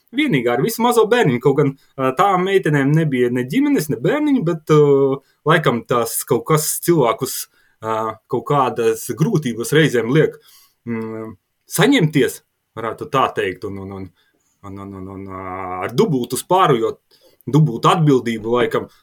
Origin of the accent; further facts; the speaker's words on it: Latgale, Latvia; Abi divi mēs nākam no, no Latgales ar sieviņu